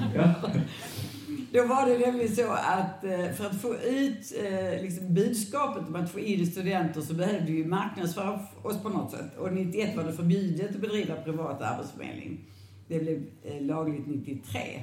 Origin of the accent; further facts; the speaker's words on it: Landskrona, Skåne, Sweden; now in Lund, Sweden; Jag är född i Landskrona